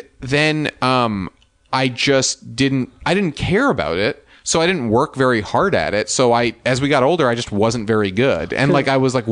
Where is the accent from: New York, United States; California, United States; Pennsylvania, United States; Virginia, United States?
New York, United States; Westchester; I grew up in Westchester, New York